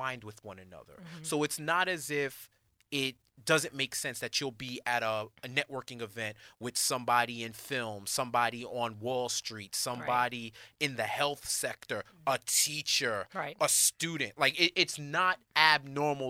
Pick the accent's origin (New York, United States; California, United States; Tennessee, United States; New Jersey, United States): New York, United States; I'm from New York